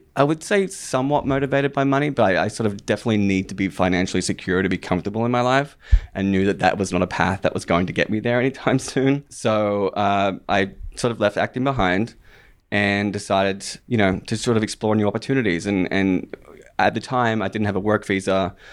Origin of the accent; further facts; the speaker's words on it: Australia; moved away; I was born and raised in Australia